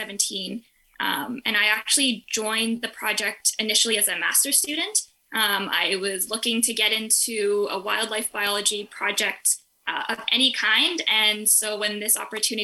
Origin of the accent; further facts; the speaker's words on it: Riding Mountain National Park, Manitoba, Canada; moved away as an adult; now in St. John's, Canada; where I grew up in Riding Mountain National Park